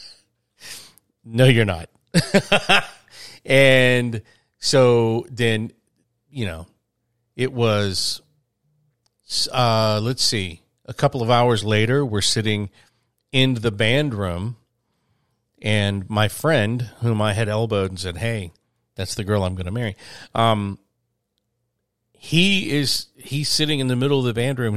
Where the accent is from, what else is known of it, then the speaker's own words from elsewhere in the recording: a small town outside of Birmingham, Alabama, United States; I am from a small town